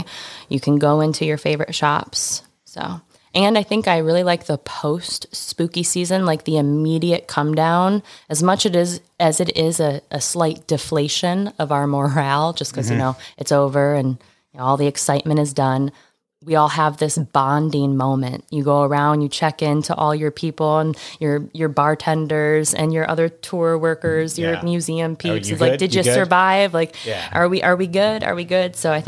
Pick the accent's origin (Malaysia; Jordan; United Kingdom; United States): United States; Midwest; You know, we're from the Midwest, right? Like you don't want it. We're not big, big city people.